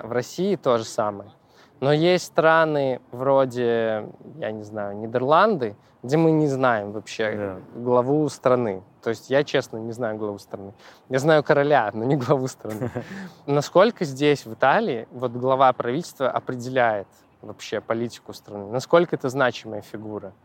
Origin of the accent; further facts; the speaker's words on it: Belarus; moved away; я из Беларуси